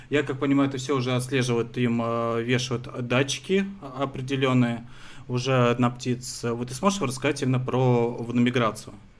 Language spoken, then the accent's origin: Russian; Moscow, Russia; я вот э, родился, вырос на Москве